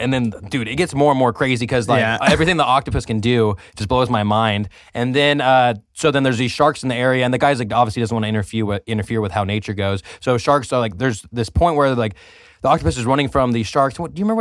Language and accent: English; California, United States; maybe I'm from the Central Valley and it's from the Central Valley that maybe that's why.